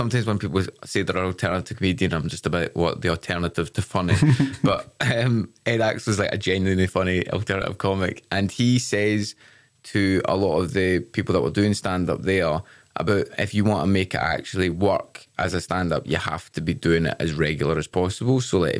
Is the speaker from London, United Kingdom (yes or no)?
no; Glasgow, Scotland, United Kingdom; born or raised there; accent: Glasgow